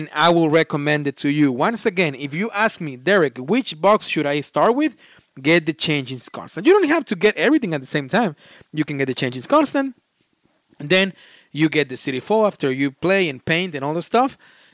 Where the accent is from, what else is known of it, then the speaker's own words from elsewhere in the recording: Australia; We are Australian, and I love listening to your accent.